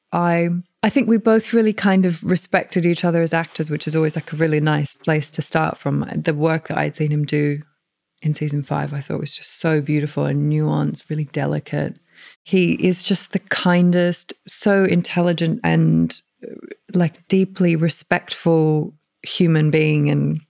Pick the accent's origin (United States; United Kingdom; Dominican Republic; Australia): Australia; as an Australian.